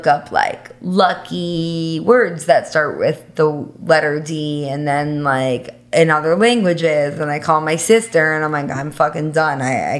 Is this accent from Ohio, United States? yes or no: no; New York, United States; now in Miami, United States; I'm from New York, but I'm a Miami girl for sure.